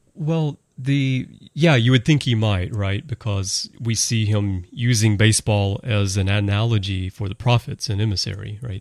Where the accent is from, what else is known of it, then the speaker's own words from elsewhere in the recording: Birmingham, Alabama, United States; moved away; I'm from Birmingham, Alabama originally